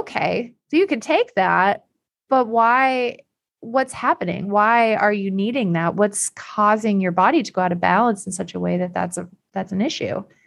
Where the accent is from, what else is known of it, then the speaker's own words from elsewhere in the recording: Iowa, United States; moved away as an adult; also born or lived in Illinois; I'm from Iowa.